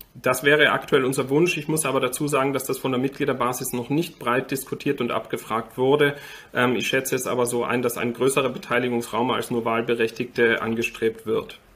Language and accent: German; Austria; now in Germany; Ich war Österreicher bis vor sechs Wochen. Ich bin jetzt Deutscher eingebürgert